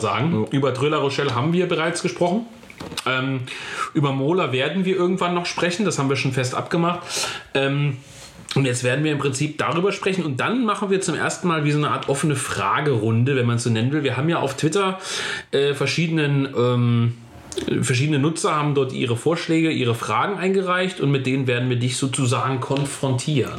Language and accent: German; North Hesse, Germany; aus meiner Heimat Nordhessen